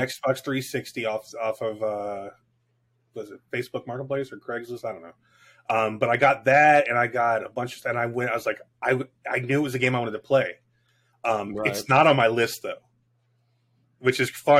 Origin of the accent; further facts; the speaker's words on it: Miami, Florida, United States; moved away; also born or lived in Korea; I grew up in Miami in the 80s